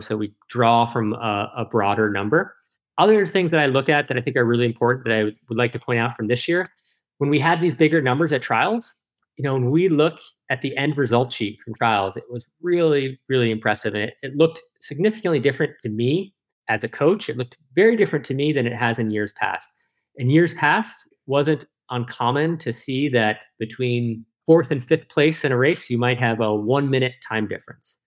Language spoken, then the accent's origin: English; Lake Placid, New York, United States; I feel really fortunate to have grown up here in that community